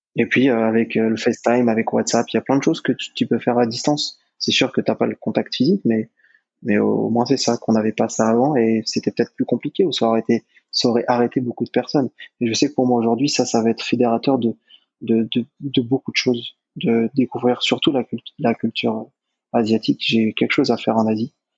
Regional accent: France; en tant que Français

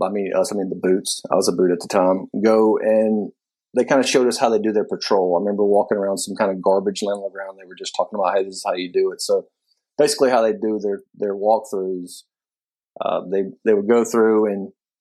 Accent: Senatobia, Mississippi, United States; I'm from a small town in Mississippi. Senatobia is what it's called

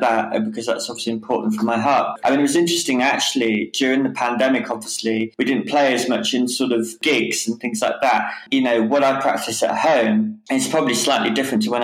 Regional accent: Whitnash, West Midlands, United Kingdom; moved away as an adult; also born or lived in Rugby / Newcastle; now in Caernarfon, United Kingdom; And I was brought up near Warwick, yeah, in a little place called Whitnash. Yeah, that's where I was brought up and until I moved away to Newcastle when I was, 18

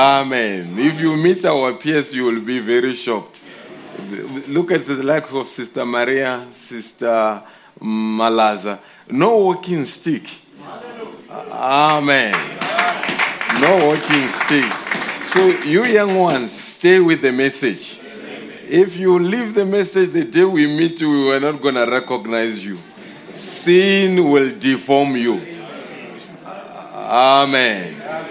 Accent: Mamelodi, Gauteng, South Africa; I grew up in Mamelodi, attended the school there until Mamelodi High School, where I did my JC.

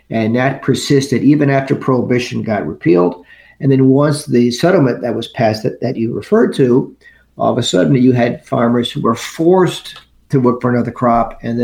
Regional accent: United States; So I'm from the New York, New Jersey area, and I've been working on Wall Street since 1985

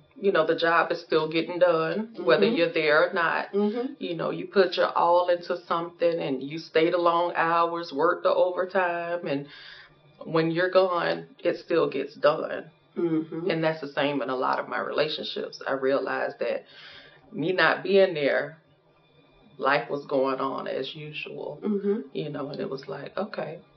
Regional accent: Pensacola, Florida, United States; moved away as an adult; now in Jacksonville, United States; I'm originally from Pensacola.

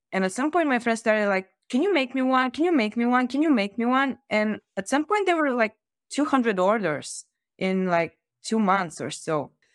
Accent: Varna, Varna Province, Bulgaria; I grew up in Varna, which is said to be the sea capital of Bulgaria

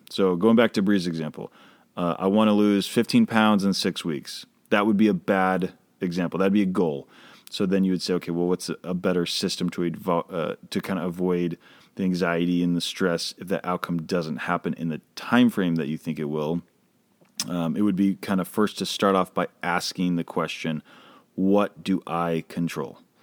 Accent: Boston, Massachusetts, United States; moved away; I grew up in Boston

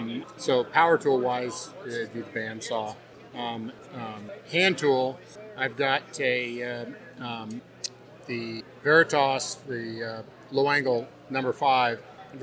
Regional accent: Conway, Arkansas, United States; Conway, Arkansas.

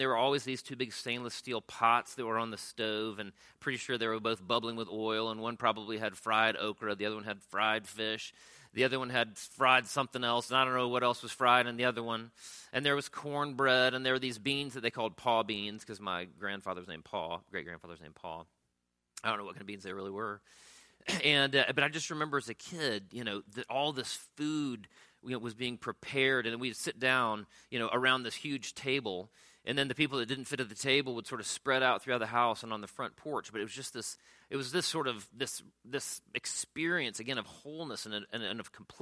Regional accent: Pensacola, Florida, United States; my own childhood growing up in Pensacola, Florida

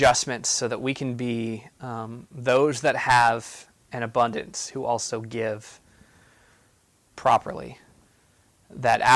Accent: United States; being an American

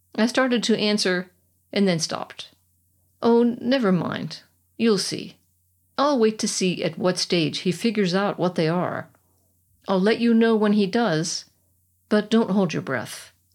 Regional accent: United States; moved away as an adult; now in Germany; as an American suburbanite, I would be considered a country girl

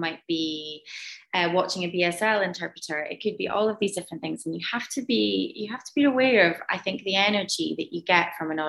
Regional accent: Moray, northeast of Scotland, United Kingdom; I grew up in quite a small community in the northeast of Scotland, in Murrayshire.

